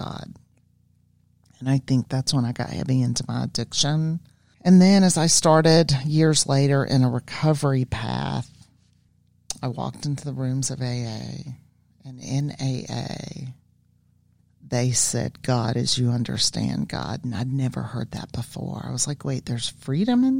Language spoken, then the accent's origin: English; the South, United States; I grew up in the South and I grew up in religion